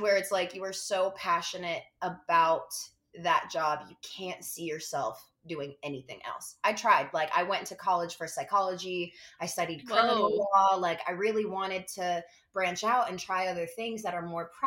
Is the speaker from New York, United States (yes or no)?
yes; New York City, New York, United States; I grew up in Brooklyn, New York City.